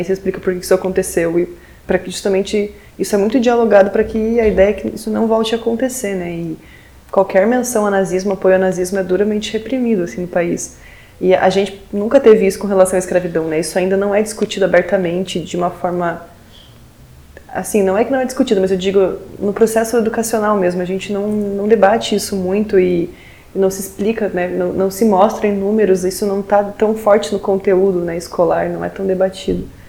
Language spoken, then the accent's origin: Portuguese; southern Brazil, Brazil; aqui, na verdade, no Brasil